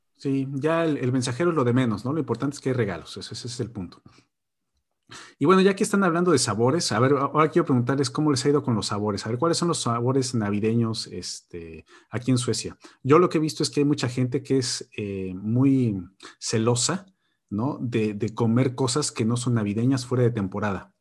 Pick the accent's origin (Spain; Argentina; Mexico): Mexico; moved away; Y somos mexicanos, entonces pues, comíamos pozole